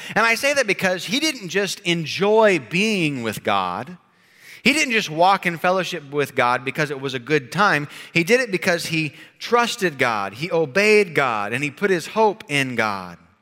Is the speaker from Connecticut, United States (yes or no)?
no; Oklahoma, United States; growing up in Oklahoma